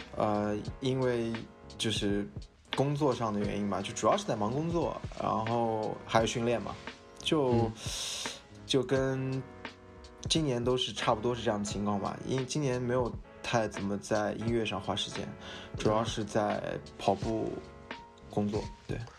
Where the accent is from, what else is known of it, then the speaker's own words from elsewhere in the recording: Shihezi, Xinjiang, China; now in Shanghai, China; 我是对。来自新疆生产介质的兵团，有着戈壁明珠之称的石盒子师